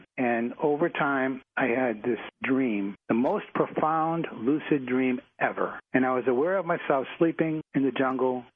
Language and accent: English; Boston, Massachusetts, United States; We're both from Massachusetts, and I grew up in Dorchester, and I was a Dorchester tough guy